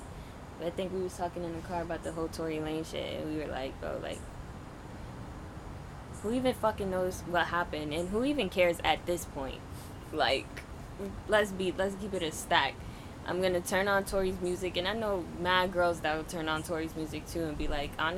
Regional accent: New York, United States; I'm from New York.

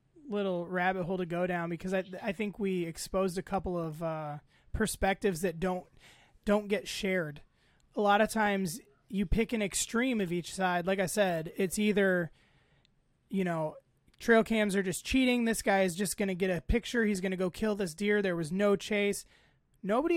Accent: United States; I'm an American

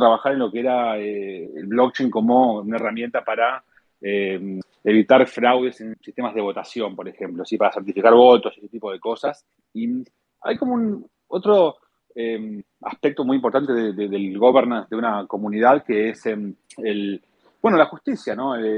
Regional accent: Argentina; yo soy argentino y bueno, como los argentinos fuimos criados en un entorno em, de, de, bueno, de inflación

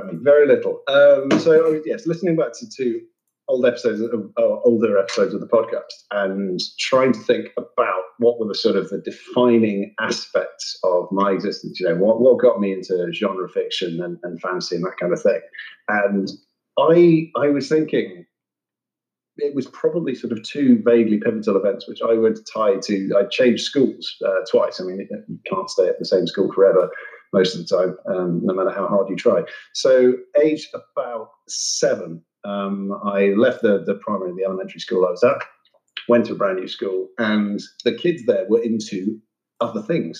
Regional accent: near Cambridge, East of England, United Kingdom; I grew up near Cambridge, which is not the one in Massachusetts

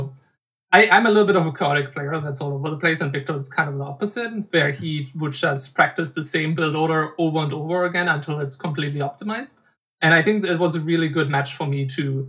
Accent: Germany; In my hometown, there was a games convention called GamesCon

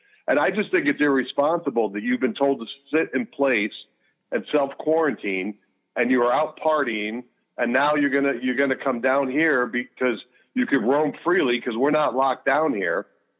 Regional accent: Chicago, Illinois, United States; moved away; also born or lived in New York City area; Yeah, I'm from Chicago.

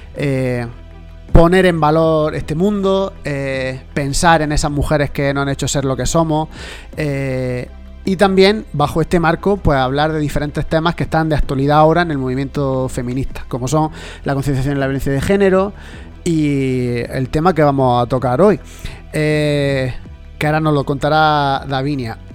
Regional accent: Olula del Río, Andalusia, Spain; nosotros somos de Olula del Río

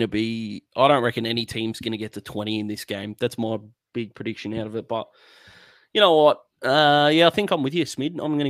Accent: Australia; And as an Australian

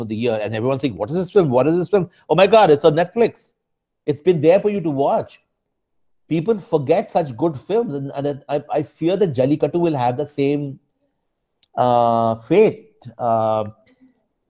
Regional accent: India; I'm Indian

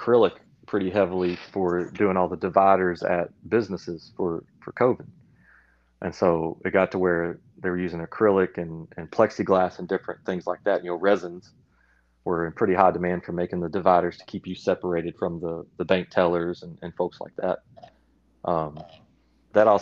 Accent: Reelfoot Lake, Northwest Tennessee, United States; I grew up hunting on Realfoot Lake, which is in Northwest Tennessee.

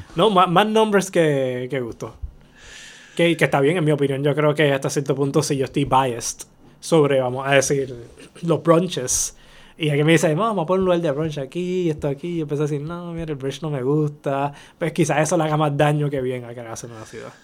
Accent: Bayamón, Puerto Rico; ahí en Bayamón, en las calles, yo soy Santa Juanita desde pequeño. Yo caminaba por esa área.

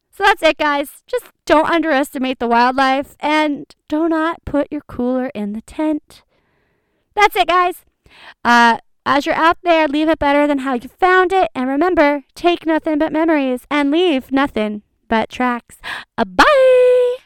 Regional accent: Ohio, United States; we're from Ohio

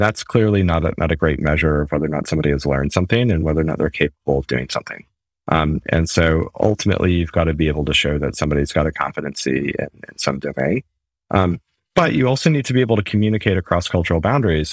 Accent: New England, United States; moved away as an adult; also born or lived in United Kingdom / Germany; now in Mountain View, United States; so I'm from America. Uh, the New England area originally, been living in the U K and Germany for most of the last ten or fifteen years.

